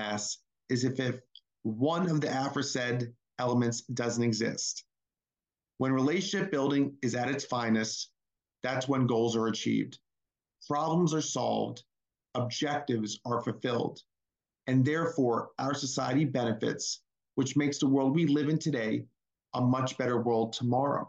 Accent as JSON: {"language": "English", "area": "Naples and Tampa Bay area", "region": "Florida", "country": "United States", "tie": "born or raised there", "also_born_or_lived": "Hackensack, New Jersey", "said": "I was born in Hackensack, New Jersey, which is just outside of New York City, and grew up in Florida's Naples and Tampa Bay area."}